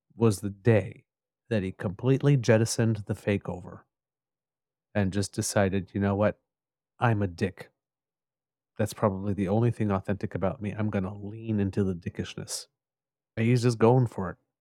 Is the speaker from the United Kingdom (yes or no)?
no; Ottawa, Ontario, Canada; I grew up in Ottawa